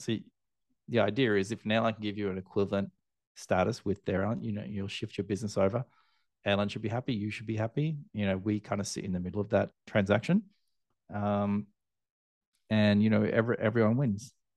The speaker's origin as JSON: {"language": "English", "country": "Australia", "moved": "as an adult", "lives_now": "Asia", "said": "I'm Australian, obviously, living in, in Asia now"}